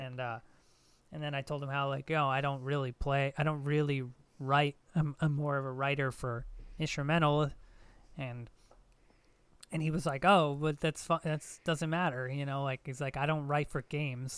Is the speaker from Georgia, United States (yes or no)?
no; New Jersey, United States; my hometown in New Jersey